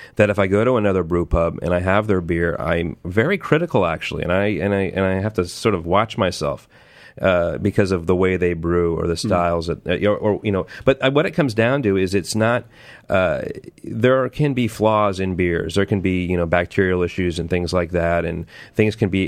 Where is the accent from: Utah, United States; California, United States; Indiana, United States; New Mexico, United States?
California, United States; Southern; moved away as an adult; I grew up in Southern California